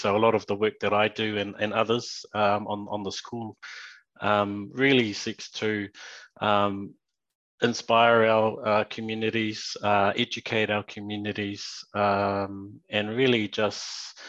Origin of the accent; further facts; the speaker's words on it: Whakatāne, Bay of Plenty, New Zealand; also born or lived in Kirikiriroa (Hamilton); now in Hamilton, New Zealand; I was born in the Eastern Bay of Plenty in a coastal town called Whakatāne. My family still lives there, raised by my mum and her family.